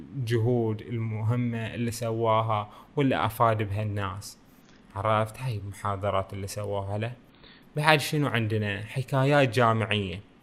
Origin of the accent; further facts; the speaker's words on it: Bahrain; بلدنا البحرين